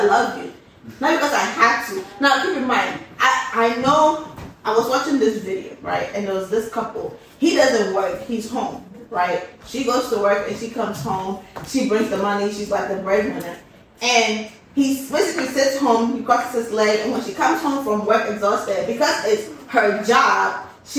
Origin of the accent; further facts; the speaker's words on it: Ghana; as a Ghanaian